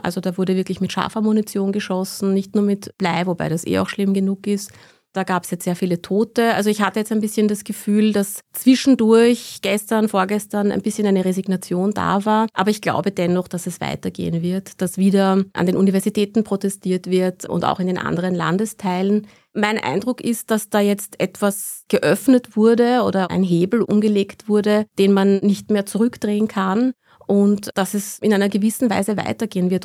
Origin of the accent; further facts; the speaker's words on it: Iran; Ich bin selbst auch im Iran geboren worden, 1982